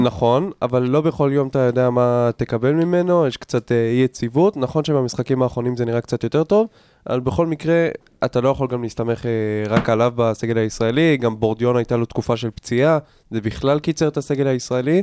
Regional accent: Israel; אנחנו כישראלים

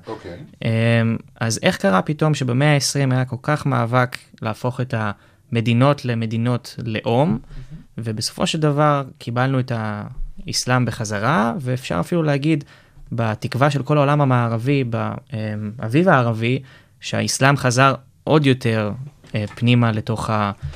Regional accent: Israel

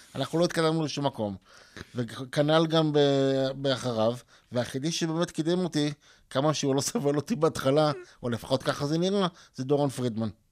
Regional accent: Ramat HaSharon, Tel Aviv District, Israel; also born or lived in Hadar Yosef, Tel Aviv; גדלתי ברמת אביב, בהדר יוסף, ברמת השרון אחרי זה

